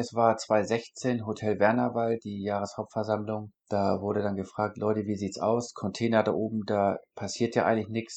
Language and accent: German; Northern Germany, Germany; weil ich aus der norddeutschen Region bin. Ich komme nicht aus Bayern oder sonst wo